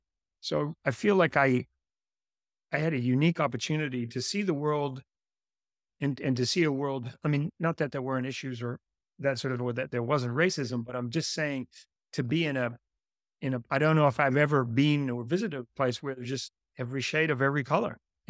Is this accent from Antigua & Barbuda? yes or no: yes; Antigua & Barbuda; And growing up in Antigua, I was a bit of a free spirit. I used to ride my bicycle all over the island.